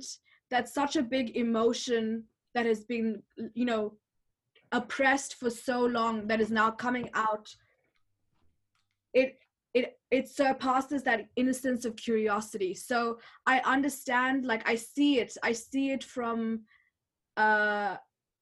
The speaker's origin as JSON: {"language": "English", "country": "Botswana", "tie": "born or raised there", "moved": "yes", "said": "growing up in Botswana"}